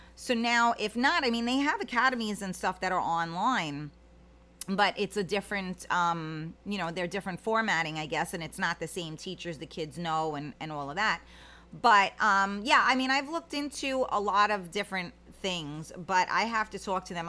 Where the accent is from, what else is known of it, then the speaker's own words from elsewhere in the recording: United States; as an American